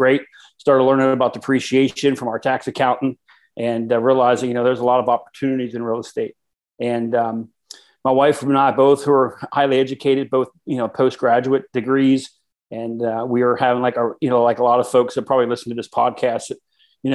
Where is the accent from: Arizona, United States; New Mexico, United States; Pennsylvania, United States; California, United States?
Pennsylvania, United States; South Central; I grew up in South Central PA